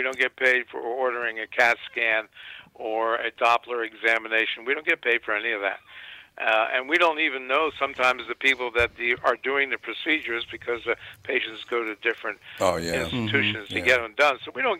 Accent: Washington, District of Columbia, United States; I grew up actually in Washington, D.C. That was where I was born, and then after that, of course, went away for all the other educational experiences. I returned to D.C.

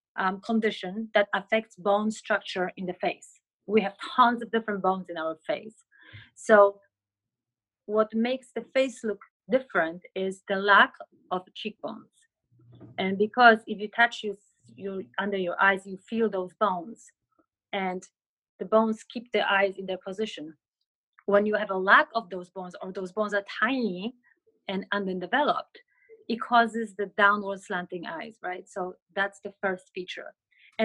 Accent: Poland; moved away; I was born in Poland

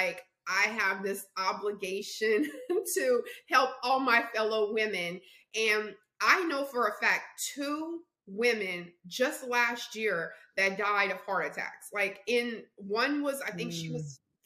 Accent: the South, United States; I'm from the South.

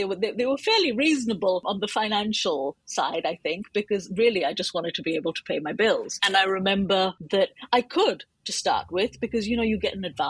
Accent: United Kingdom; I am a British Indian author of almost exclusively fantasy and sci-fi.

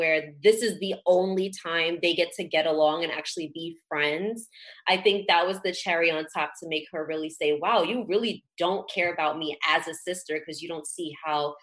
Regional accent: Jamaica; I'm Jamaican

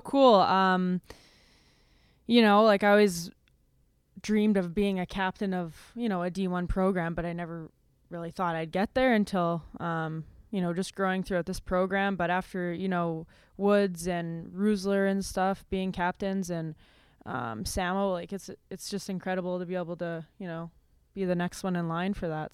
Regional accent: Winnipeg, Manitoba, Canada; moved away as an adult; I grew up in this little tiny r-, rink in, uh, Oak Bank, Manitoba.

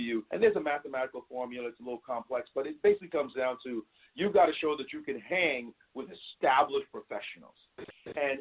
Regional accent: New York City, New York, United States; In Brownsville, we say never ran, never will. That's where I grew up

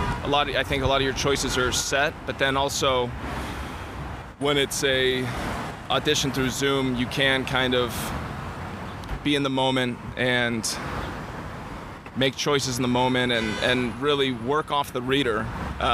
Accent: Northern California, United States; moved away as an adult; also born or lived in San Francisco; now in Los Angeles, United States; I am from Northern California

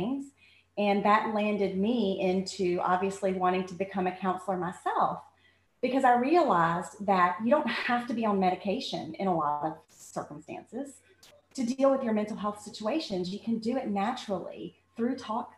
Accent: Bassett, Virginia, United States; I grew up in Bassett, Virginia

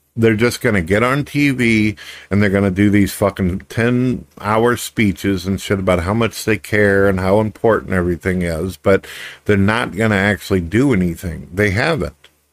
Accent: United States; as an American

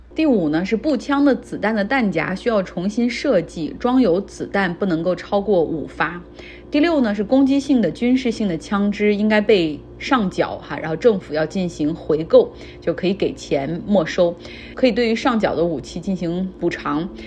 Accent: Harbin, Heilongjiang, China; moved away as an adult; now in United States; 我家乡哈尔滨

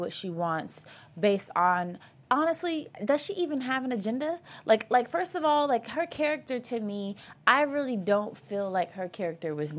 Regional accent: the South, United States; accent: southern; my southern accent's coming out now

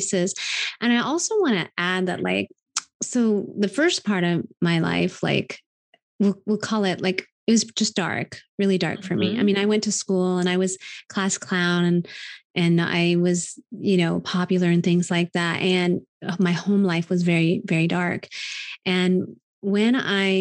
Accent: Wellington, Kansas, United States; moved away; In Wellington, Kansas.

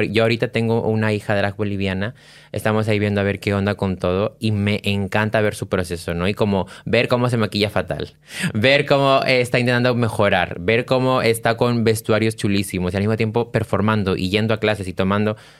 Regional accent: Peru; now in Spain

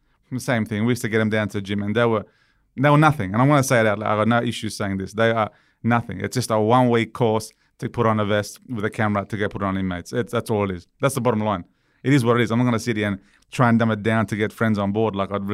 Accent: Romania; born there; Because I was born in Romania. I lived through communism. I lived through corruption. I lived through death.

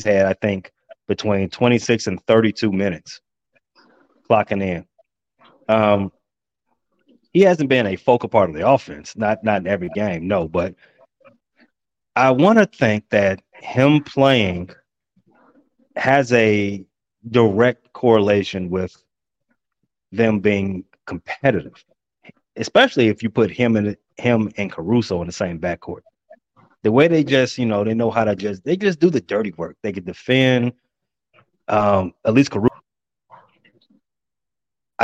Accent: Chicago, Illinois, United States; in Chicago growing up on the South Side

